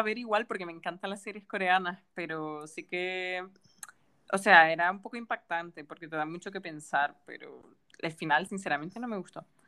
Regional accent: Gran Canaria, Canary Islands, Spain; moved away as an adult; also born or lived in Germany / Japan; soy de Gran Canaria y bueno, he estado fuera durante unos años porque cuando estaba aquí de pequeña fui al colegio alemán

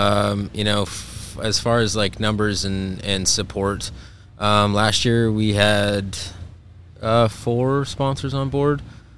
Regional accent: Montana, United States; I grew up in Montana

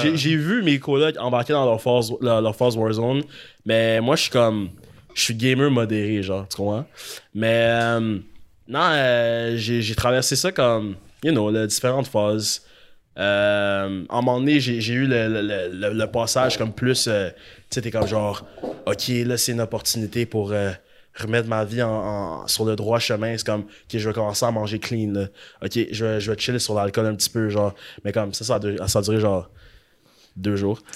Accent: Gatineau, Quebec, Canada; je viens de Gatineau, d'où l'accent.

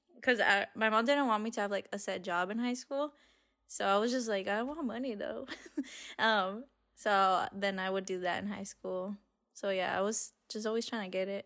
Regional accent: Arizona, United States; we're from Arizona.

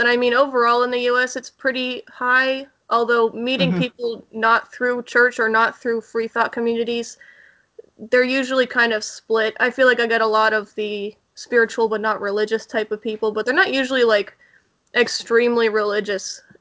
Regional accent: Pittsburgh, Pennsylvania, United States; I'm from Pittsburgh

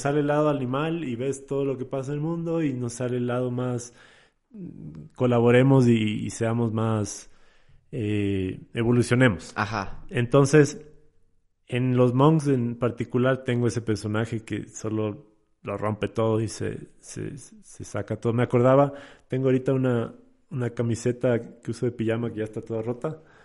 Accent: Sierra, Ecuador; also born or lived in Portoviejo, Manabí, Ecuador; yo crecí en la sierra, pero nací en Puerto Viejo

